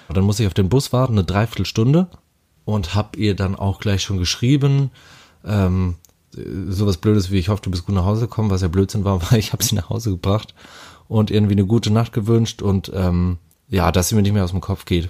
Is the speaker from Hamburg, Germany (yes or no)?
yes; Hamburg, Germany; ich komme aus Hamburg, bin 30 Jahre jung geworden